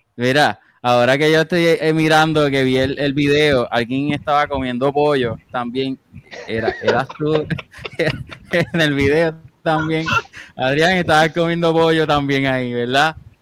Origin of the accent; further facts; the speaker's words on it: San Juan, Puerto Rico; somos de San Juan, Puerto Rico